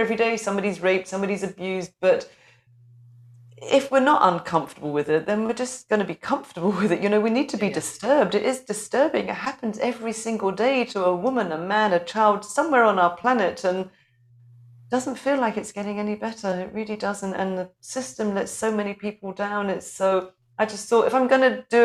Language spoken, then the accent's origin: English; London, United Kingdom; moved away as an adult; now in Scotland, United Kingdom; I'm a North London girl